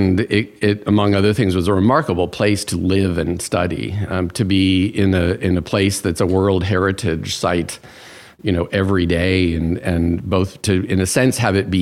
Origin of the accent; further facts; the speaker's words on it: Washington, District of Columbia, United States; also born or lived in India / Thailand / Japan; So I was a Foreign Service brat, which meant that I moved about quite a lot. India, Thailand, Japan. I think of home base as Washington, D.C. It's where, you know, my parents parked their furniture.